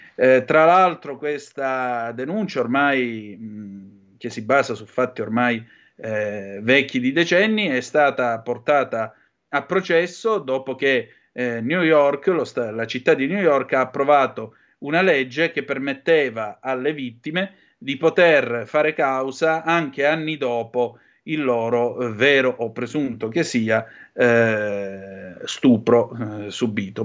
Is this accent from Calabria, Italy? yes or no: yes; Vibo Valentia, Calabria, Italy; sono di Vibo Valencia